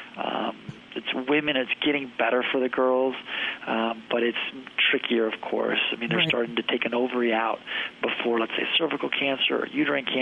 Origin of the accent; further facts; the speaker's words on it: Detroit, Michigan, United States; moved away as an adult; now in Chicago, United States; I grew up in Detroit area